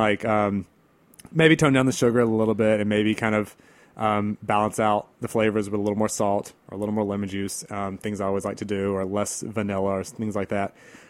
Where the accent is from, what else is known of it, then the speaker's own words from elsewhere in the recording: the South, United States; what we have growing up in the South